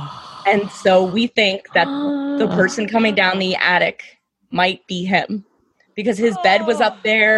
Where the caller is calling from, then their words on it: Harrisburg, Pennsylvania, United States; Pennsylvania, Harrisburg.